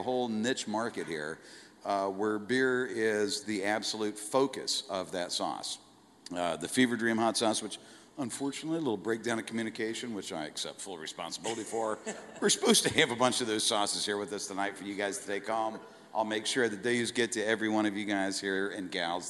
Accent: Colorado, United States; moved away; my parents are from Colorado. I grew up in Colorado

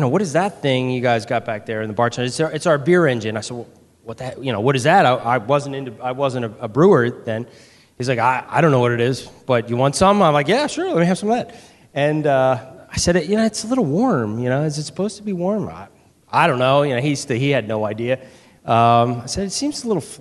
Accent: Philadelphia, Pennsylvania, United States; moved away as an adult; now in Baltimore, United States; I'm from Philadelphia. I've been in Baltimore as a brewmaster at Heavy Seas for about a year and a half now

